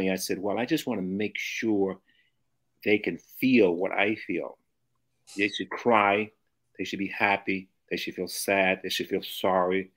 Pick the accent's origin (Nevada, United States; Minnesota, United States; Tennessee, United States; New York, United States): Tennessee, United States; Memphis; moved away; also born or lived in St. Louis, Missouri / Los Angeles, California; I was born in Memphis, Tennessee, in the deep south